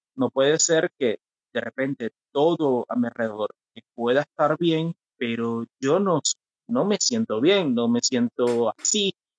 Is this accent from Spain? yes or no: no; Venezuela; moved away as an adult; now in Curitiba, Brazil; Soy de Venezuela. Actualmente nací en mi país